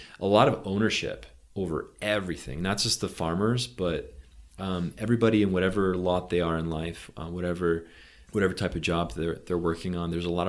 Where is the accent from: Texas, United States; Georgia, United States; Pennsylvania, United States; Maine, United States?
Maine, United States; also born or lived in Poland; Moved to the States when I was a kid. Grew up on the East Coast, so Maine.